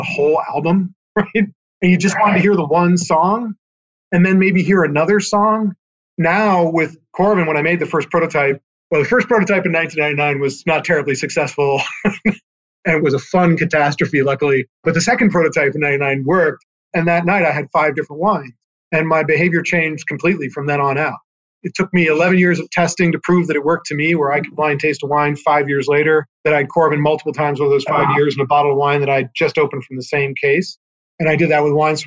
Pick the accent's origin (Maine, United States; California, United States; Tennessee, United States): California, United States; I was from California.